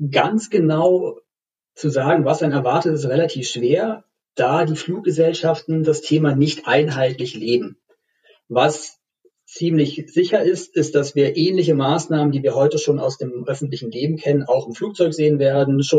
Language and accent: German; Berlin, Germany; Als Berliner muss man sich ja auch beeilen, wenn man nochmal aus Tegel rausfliegen möchte.